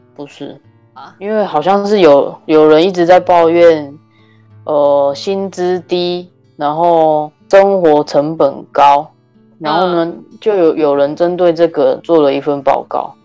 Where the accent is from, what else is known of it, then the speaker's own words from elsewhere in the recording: Taiwan; now in Canada; 我们小的时候在台湾很小的时候